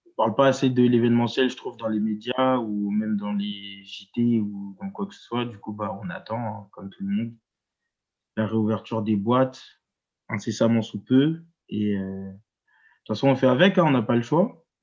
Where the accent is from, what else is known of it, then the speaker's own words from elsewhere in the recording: Évry, Île-de-France, France; also born or lived in Strasbourg / Orléans / Tours; now in Paris, France; Après, j'ai déménagé dans le 91, à Évry